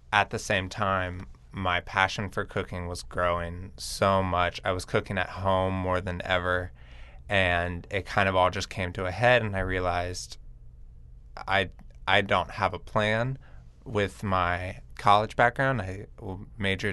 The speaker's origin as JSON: {"language": "English", "town": "Lafayette", "region": "Louisiana", "country": "United States", "tie": "born or raised there", "said": "I'm from Lafayette, Louisiana, where my grandparents have run Mel's Diner. There's two locations in Lafayette, and as a kid, I was surrounded by the culinary industry"}